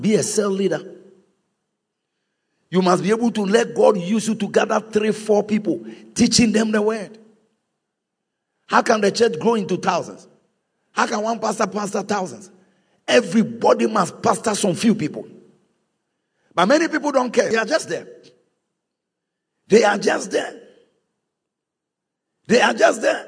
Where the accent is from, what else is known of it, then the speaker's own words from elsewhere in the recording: Volta, Ghana; I am from Volta